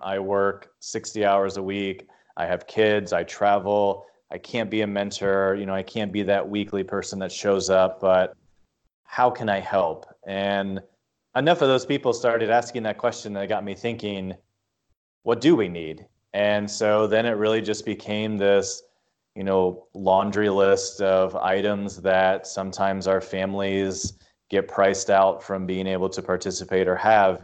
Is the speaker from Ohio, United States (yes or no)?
yes; Lima, Ohio, United States; moved away as an adult; now in Columbus, United States; I come from Lima, which is a pretty, for lack of better words, kind of conservative